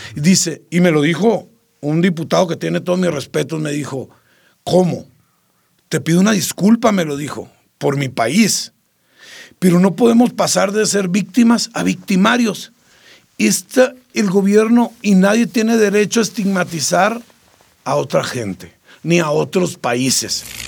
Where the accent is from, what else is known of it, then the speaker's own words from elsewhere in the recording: Sinaloa, Mexico; los sinaloenses somos gente de bien, no todos somos narcos